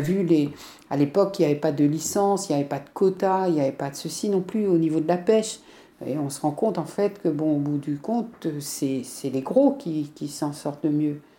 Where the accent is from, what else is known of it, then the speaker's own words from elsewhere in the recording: Brittany, France; en tant que breton